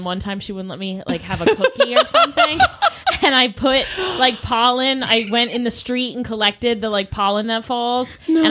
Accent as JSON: {"language": "English", "town": "Baltimore", "region": "Maryland", "country": "United States", "moved": "yes", "said": "I'm from Baltimore. I'm not from here."}